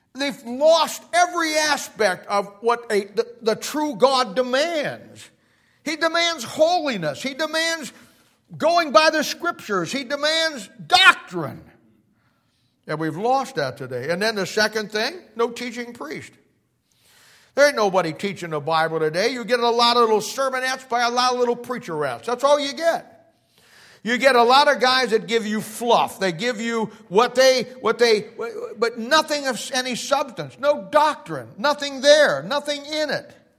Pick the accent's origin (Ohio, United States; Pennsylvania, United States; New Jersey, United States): Ohio, United States; Canton; I'm from Canton, Ohio